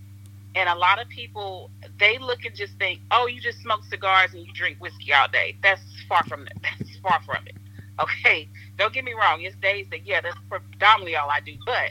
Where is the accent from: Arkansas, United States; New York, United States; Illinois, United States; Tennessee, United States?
Illinois, United States; Southern; moved away as an adult; also born or lived in Chicago, Illinois; now in Miami, United States; I lived in Chicago for 12 years. I'm originally from Southern Illinois. Okay. So, I'm a country girl. I grew up on a farm in the country.